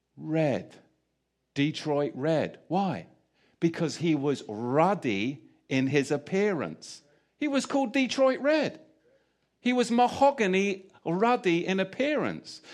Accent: England, United Kingdom; moved away; I grew up in England.

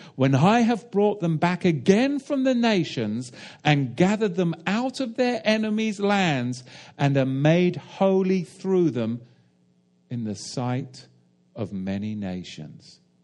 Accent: England, United Kingdom; as an Englishman

